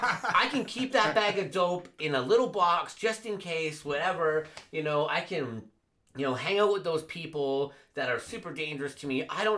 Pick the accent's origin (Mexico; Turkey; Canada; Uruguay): Canada; Vancouver, British Columbia; I was raised in Vancouver, and I went back about 2 years ago to go see family.